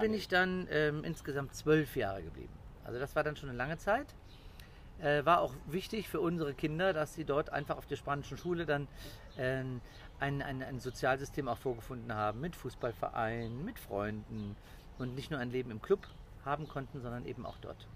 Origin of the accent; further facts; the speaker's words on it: Cologne, North Rhine-Westphalia, Germany; moved away as an adult; also born or lived in Portugal; ich bin ein Kölsche Jung